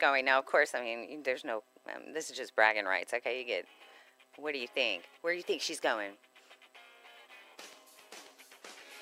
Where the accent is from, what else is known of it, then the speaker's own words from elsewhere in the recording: Houston, Texas, United States; moved away as an adult; I was from Houston. I got to the north side.